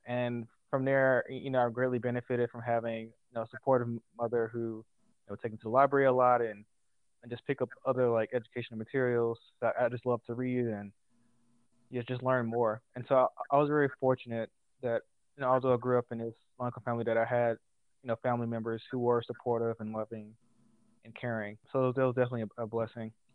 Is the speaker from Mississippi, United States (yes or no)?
yes; Jackson, Mississippi, United States; I'm originally from Jackson, Mississippi. I grew up in a single parent household